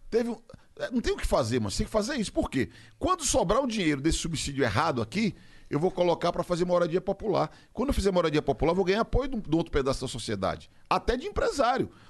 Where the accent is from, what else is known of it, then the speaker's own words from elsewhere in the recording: Rio de Janeiro, Brazil; Sou carioca.